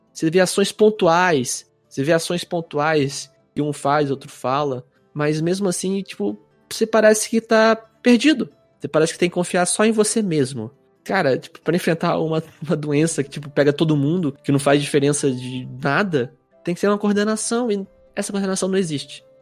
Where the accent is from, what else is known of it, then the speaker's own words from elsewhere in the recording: interior of Rio de Janeiro state, Brazil; now in Curitiba, Brazil; sou natural do interior do Rio